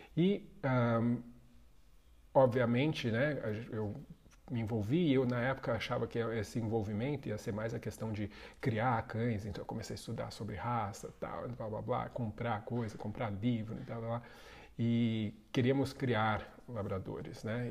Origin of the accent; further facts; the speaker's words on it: São Paulo, Brazil; sou da zona sul de São Paulo. Nasci ali e passei a maior parte toda da minha infância, adolescência, morando na zona sul de São Paulo